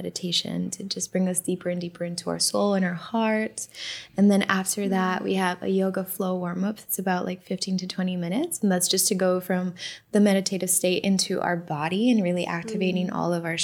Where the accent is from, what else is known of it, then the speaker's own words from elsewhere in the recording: Miami, Florida, United States; I grew up in Miami, so I, you know, was in the Miami dance music scene growing up as a teenager